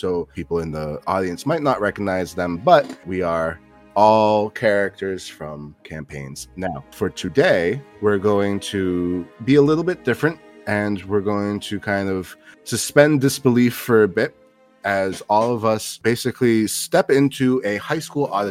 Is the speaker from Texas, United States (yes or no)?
no; Newark, New Jersey, United States; my hometown of Newark, New Jersey